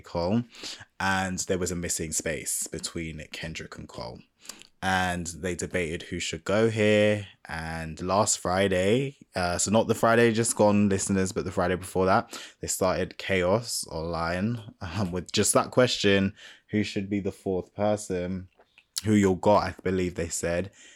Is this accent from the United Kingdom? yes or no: yes; United Kingdom; I'm black British